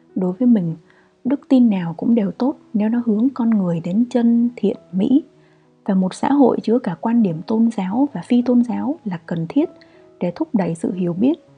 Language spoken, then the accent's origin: Vietnamese; Vietnam; moved away as an adult; also born or lived in Austria; mình duy nhất là người Việt